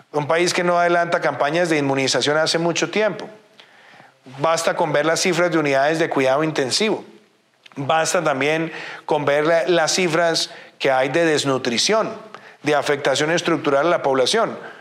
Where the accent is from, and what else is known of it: Colombia